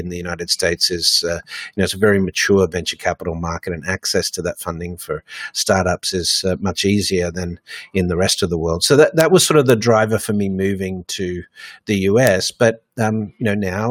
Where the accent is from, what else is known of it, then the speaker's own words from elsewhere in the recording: Australia; also born or lived in Hong Kong / Dubai; now in New York, United States; I'm originally from Australia.